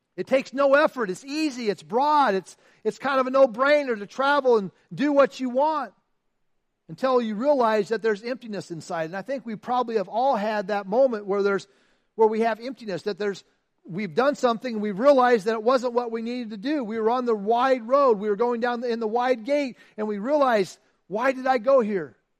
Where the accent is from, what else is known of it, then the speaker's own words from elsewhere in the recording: Iowa, United States; I'm from Iowa, right? I mean, Iowa. I lived on a farm. I grew up on a farm